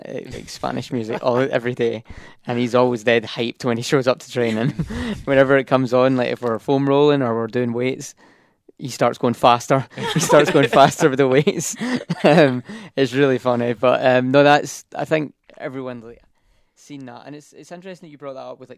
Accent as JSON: {"language": "English", "region": "Scotland", "country": "United Kingdom", "moved": "as an adult", "said": "I'm a very proud Scotsman"}